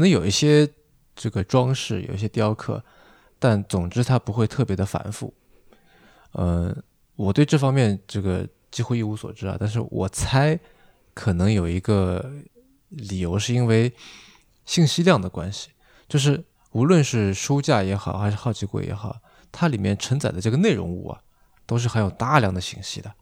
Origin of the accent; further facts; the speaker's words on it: China; 尤其对我们中国人而言